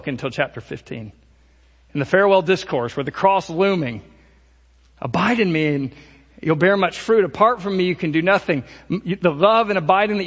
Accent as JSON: {"language": "English", "country": "United States", "said": "American Christians"}